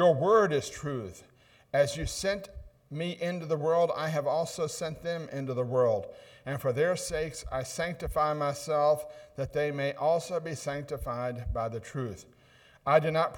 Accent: Ohio, United States; accent: northern; moved away; also born or lived in Buffalo, New York; I'm one of those northern guys. That's why I don't talk like you all do. I'm from Ohio

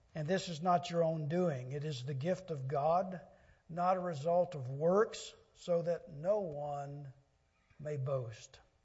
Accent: Louisiana Delta, United States; I grew up in the Louisiana Delta on a farm in my younger days

